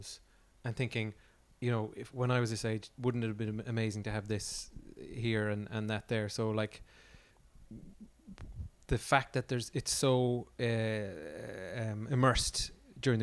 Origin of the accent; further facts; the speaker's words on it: Carrigaline, Munster, Ireland; moved away as an adult; now in Clonakilty, Ireland; me growing up in Clan or in Carrigaline